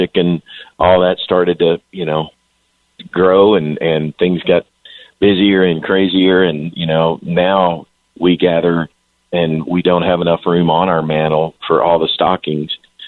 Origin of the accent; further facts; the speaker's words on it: Kentucky, United States; moved away; also born or lived in Nashville; as a little boy growing up in Kentucky